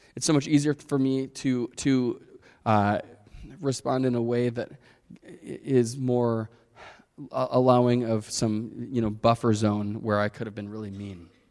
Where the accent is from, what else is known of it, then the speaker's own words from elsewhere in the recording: Chicago, Illinois, United States; I grew up in Chicago.